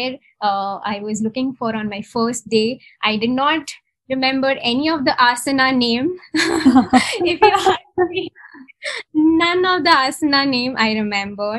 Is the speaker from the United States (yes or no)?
no; Mumbai, Maharashtra, India; moved away as an adult; now in Bangalore, India; So I'm from Mumbai. I'm born and brought up in Mumbai.